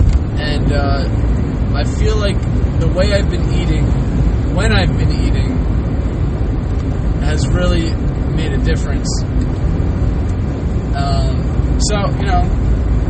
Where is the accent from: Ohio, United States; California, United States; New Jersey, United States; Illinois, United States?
New Jersey, United States; Toms River; moved away; also born or lived in Pennsylvania; the place of my birth, Tom's River.